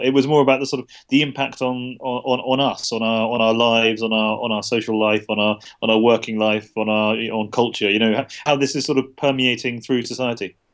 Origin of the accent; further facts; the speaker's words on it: United Kingdom; I'm a British journalist